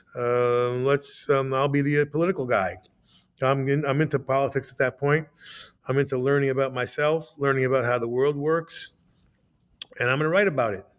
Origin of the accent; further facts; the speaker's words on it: United States; I was like, wow, I'm an American